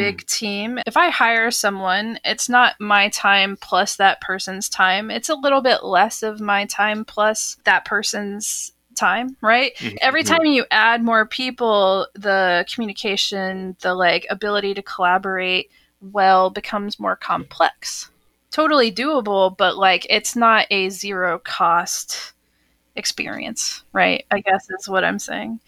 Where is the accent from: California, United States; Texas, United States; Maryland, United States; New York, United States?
Texas, United States; moved away as an adult; also born or lived in Austin, Texas / Seattle; as a kid growing up in Texas